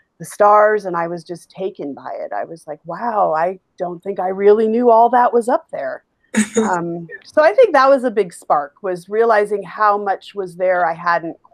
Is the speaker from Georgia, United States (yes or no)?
no; Alaska, United States; now in Chicago, United States; I grew up in Alaska